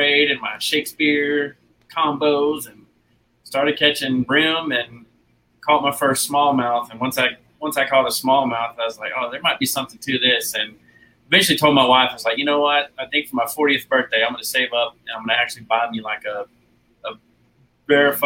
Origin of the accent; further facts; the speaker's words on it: Florida, United States; now in Alabama, United States; So I grew up in Florida